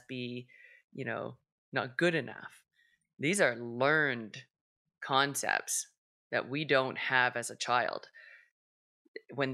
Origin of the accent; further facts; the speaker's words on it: Canada; being Canadian